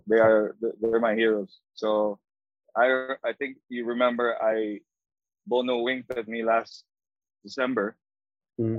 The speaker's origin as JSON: {"language": "English", "country": "Philippines", "said": "I'm a Filipino, mm I've traveled uh, 13 hours from Manila"}